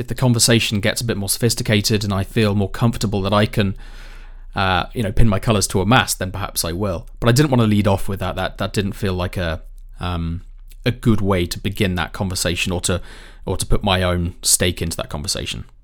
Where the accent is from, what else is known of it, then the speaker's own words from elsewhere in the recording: United Kingdom; I'm British